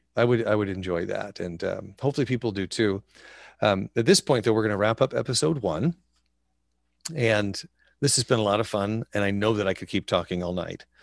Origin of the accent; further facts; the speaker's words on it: Wyoming, United States; Growing up in Wyoming